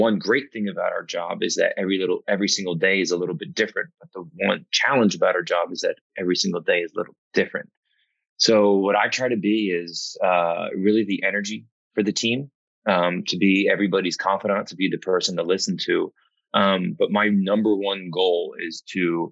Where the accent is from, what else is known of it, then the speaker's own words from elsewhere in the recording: New Jersey, United States; I'm from South Jersey, so it was very nice for me to be able to jump over the bridge